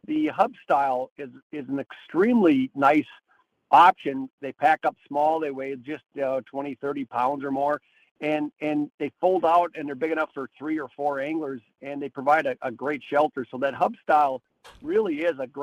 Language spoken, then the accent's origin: English; Minnesota, United States; I grew up in Minnesota, and really it's a culture there